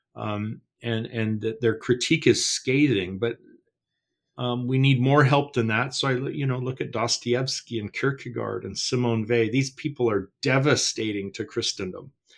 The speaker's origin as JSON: {"language": "English", "country": "Canada", "said": "I don't worry about this in Canada. We're a pagan nation"}